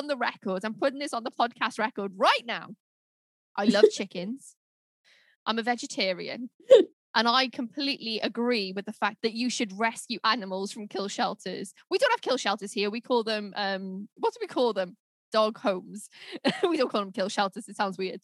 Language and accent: English; United Kingdom; we're British